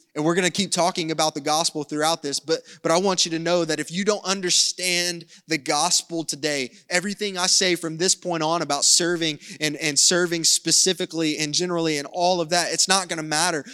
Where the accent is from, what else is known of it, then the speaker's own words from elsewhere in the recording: the South, United States; I'm from the South